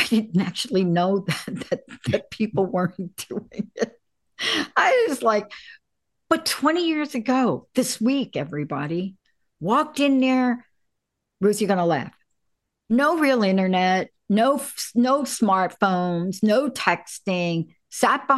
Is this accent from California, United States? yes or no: no; New York City, New York, United States; I'm a kid from the Bronx.